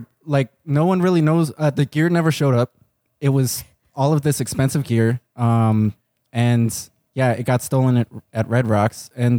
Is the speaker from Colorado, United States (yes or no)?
yes; Colorado, United States; I'm from Colorado